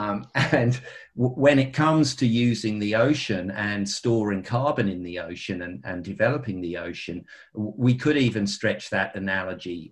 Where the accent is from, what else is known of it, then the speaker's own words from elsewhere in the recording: United Kingdom; moved away; I'm a Brit by birth